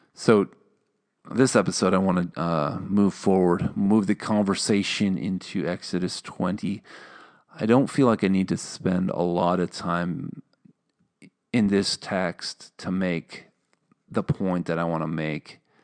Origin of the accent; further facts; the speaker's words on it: Minnesota, United States; accent: Minnesotan; I'm from Minnesota